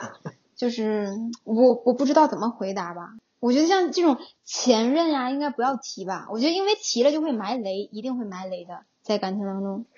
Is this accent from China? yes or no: yes; Northeast China, China; 因为可能我是东北人